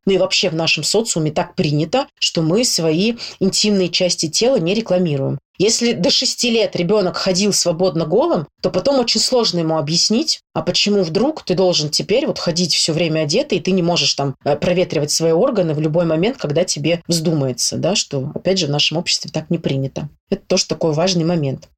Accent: Saint Petersburg, Russia; я из Санкт-Петербурга

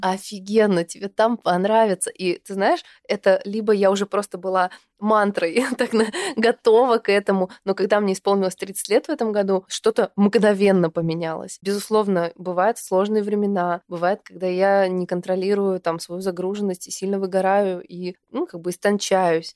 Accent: Almaty, Kazakhstan; moved away; Я выросла в Казахстане, я родилась в Алмате, в замечательном южном городе

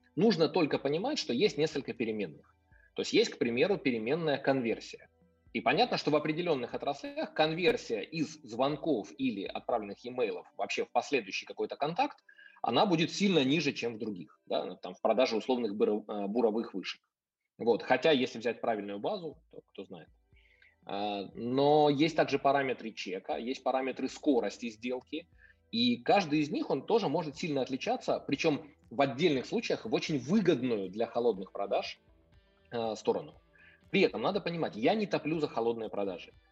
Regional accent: Kyiv, Ukraine; я сам э, потомственный киевлянин, то есть я родился и вырос в Киеве.

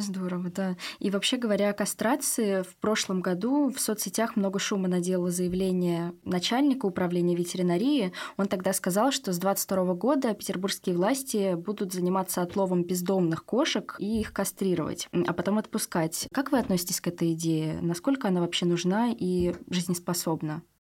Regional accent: Saint Petersburg, Russia; все мы петербуржцы

